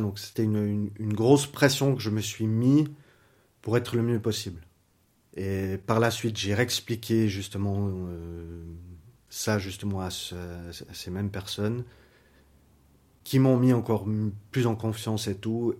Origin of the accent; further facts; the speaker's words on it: Lausanne, Vaud, Switzerland; je viens de Lausanne, j'ai 39 ans